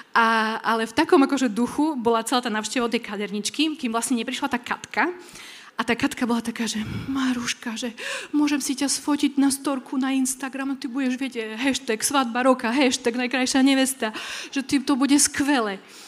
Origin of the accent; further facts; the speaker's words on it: Kuková, Prešov Region, Slovakia; som uh, pôvodom z Kukovej